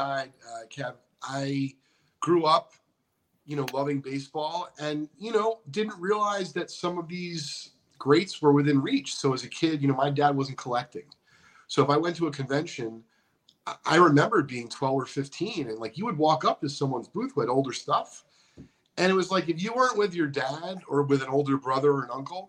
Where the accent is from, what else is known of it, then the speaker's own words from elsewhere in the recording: Northeast, United States; I'm from the Northeast